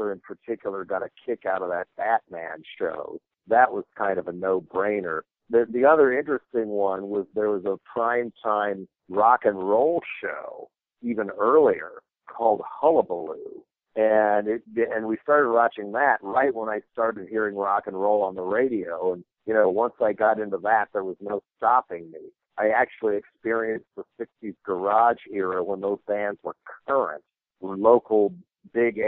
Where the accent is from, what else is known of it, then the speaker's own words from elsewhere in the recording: Boulder, Colorado, United States; I was growing up in Boulder, Colorado